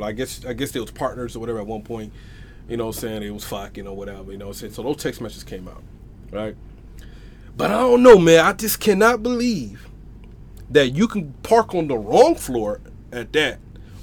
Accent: the South, United States; we from the south

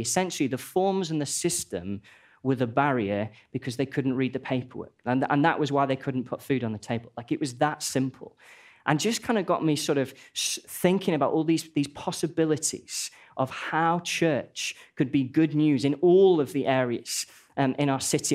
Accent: Stoke-on-Trent, West Midlands, United Kingdom; moved away as an adult; now in Nottingham, United Kingdom; I'm from a place called Stoke-on-Trent

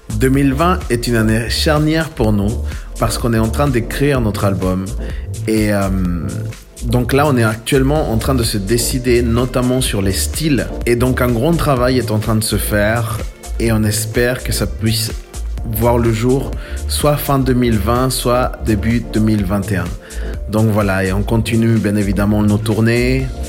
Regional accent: Chile; moved away; j'ai grandi au Chili

